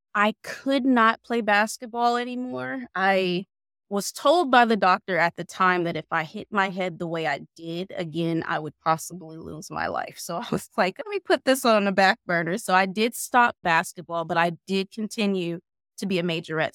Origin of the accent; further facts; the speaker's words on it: Warren, Ohio, United States; from Warren, Ohio, born and raised